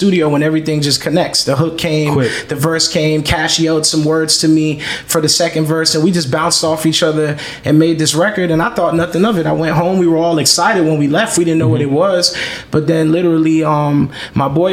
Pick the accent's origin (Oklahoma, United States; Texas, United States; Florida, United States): Florida, United States; Miami; moved away as an adult; coming from Miami